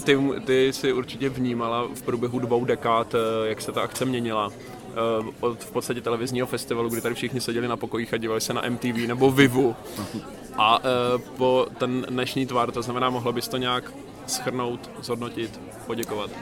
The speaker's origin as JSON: {"language": "Czech", "town": "Mladá Boleslav", "region": "Central Bohemian Region", "country": "Czechia", "said": "u nás v Mladé Boleslavi v českém Detroitu"}